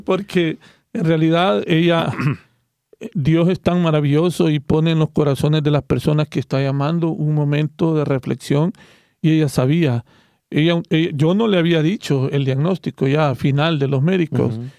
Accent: El Salvador; soy del Salvador

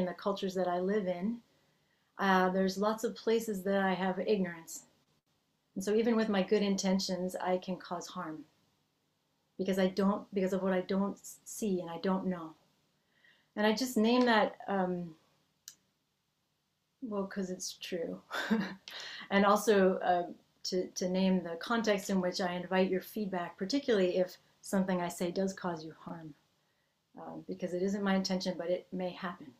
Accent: Massachusetts, United States; first language English; moved away as an adult; now in California, United States; I grew up in the Northeast of the United States in Massachusetts, and I have spent most of my adult life in California

